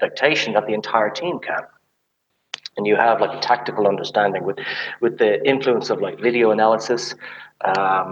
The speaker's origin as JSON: {"language": "English", "country": "Ireland", "tie": "born or raised there", "also_born_or_lived": "United States", "moved": "as an adult", "lives_now": "Germany", "said": "So I'm from Ireland, and I played rugby at a decent rugby school there"}